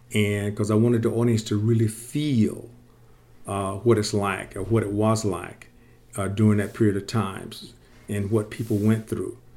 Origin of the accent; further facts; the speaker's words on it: Sarasota, Florida, United States; I grew up in Sarasota, Florida